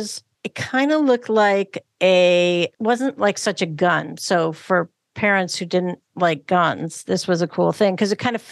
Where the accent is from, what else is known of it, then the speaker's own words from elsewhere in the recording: Cleveland, Ohio, United States; Yeah, I grew up in Cleveland. It should have been cold, but it always, I don't know.